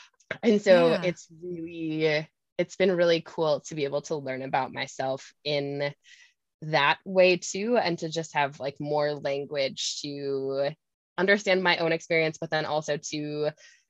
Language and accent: English; Wisconsin, United States; now in Minnesota, United States; I grew up in Wisconsin, but live in Minnesota